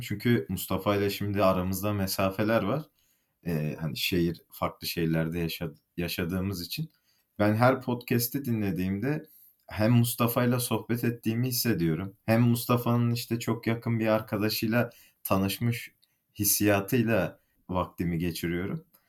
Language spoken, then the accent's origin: Turkish; Malatya, Turkey; moved away as an adult; also born or lived in Bursa; now in Istanbul, Turkey; Aslen Kayısı'nın diyarı e, Malatyalıyım.